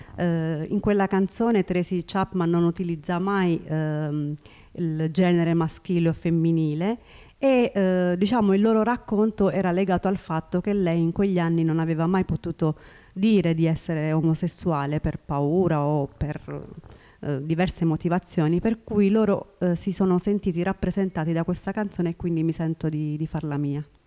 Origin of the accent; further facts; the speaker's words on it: Pescara, Abruzzo, Italy; accent: Pescara dialect; Italian is a second language; also born or lived in Eritrea; ho imparato talmente bene la lingua e anche il dialetto pescarese